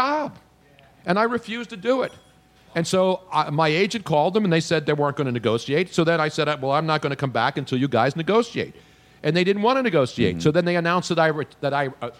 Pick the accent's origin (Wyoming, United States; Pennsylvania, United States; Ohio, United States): Pennsylvania, United States; Philadelphia; moved away as an adult; also born or lived in Los Angeles; This is my hometown.